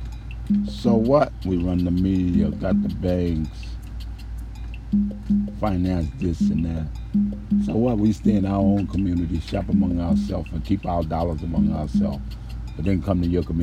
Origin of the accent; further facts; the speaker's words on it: New Orleans, Louisiana, United States; moved away; I was raised in Desire